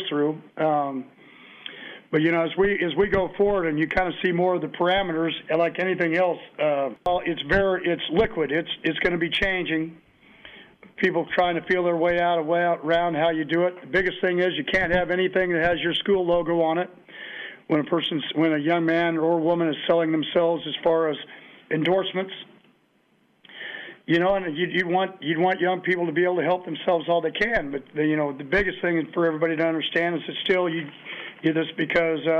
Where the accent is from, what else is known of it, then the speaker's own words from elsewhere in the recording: Kansas, United States; I grew up in Kansas